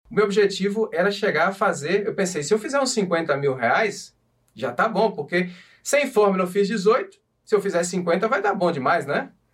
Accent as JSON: {"language": "Portuguese", "country": "Brazil", "also_born_or_lived": "Portugal", "moved": "as an adult", "lives_now": "Madrid, Spain", "said": "quando eu saí do Brasil, eu saí fora para levantar capital"}